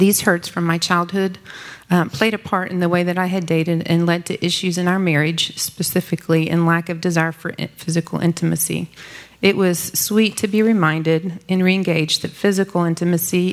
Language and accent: English; Dallas, Texas, United States; I grew up in Dallas